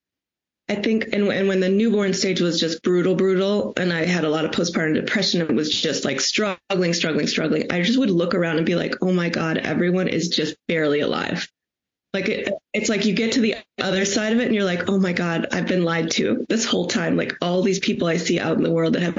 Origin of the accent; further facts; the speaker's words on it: Chicago, Illinois, United States; I'm from Chicago